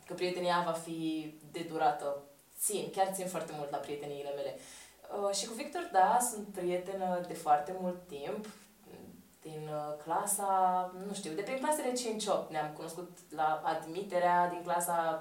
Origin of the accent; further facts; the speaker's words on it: Romania; le spun că sunt româncă